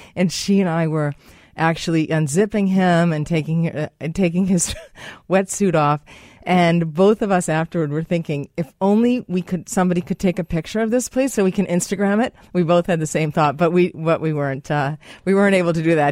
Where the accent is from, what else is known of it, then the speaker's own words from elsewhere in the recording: United States; as an American, as I am